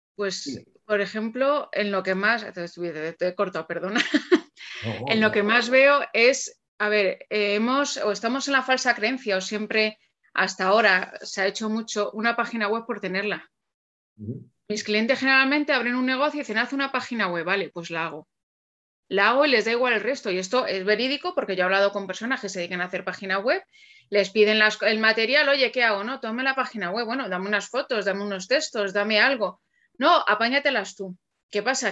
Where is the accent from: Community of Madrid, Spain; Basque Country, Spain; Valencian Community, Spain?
Community of Madrid, Spain; Alcalá de Henares; yo soy de Alcalá de Henares, ¿vale? Yo no pasaba de Torrejón, que está a 10 kilómetros de aquí.